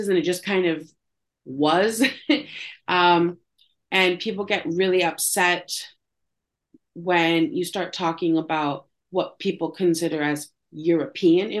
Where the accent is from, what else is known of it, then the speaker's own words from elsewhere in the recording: Canada; also born or lived in Istanbul; I'm Canadian